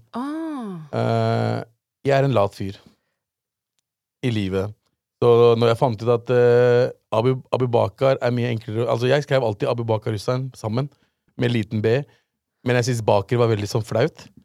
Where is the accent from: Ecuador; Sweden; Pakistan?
Pakistan; born there; Det er Pakistan som har skylda der, fordi jeg ble født i Pakistan.